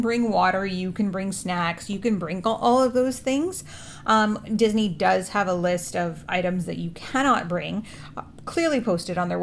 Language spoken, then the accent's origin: English; Canada; we're Canadian